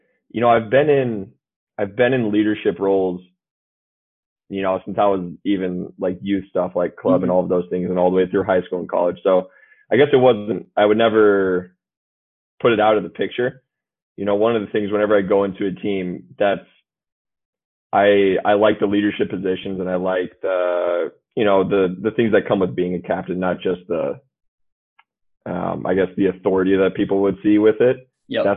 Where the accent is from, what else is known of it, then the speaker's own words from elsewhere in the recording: Champaign, Illinois, United States; I'm from Champaign, Illinois